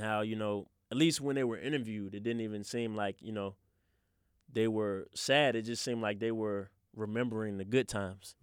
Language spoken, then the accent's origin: English; Richmond, Virginia, United States; growing up in the city, growing up in Southside